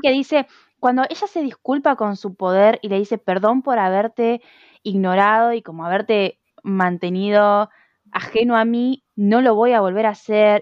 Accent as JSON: {"language": "Spanish", "country": "Argentina", "said": "yo soy de Argentina."}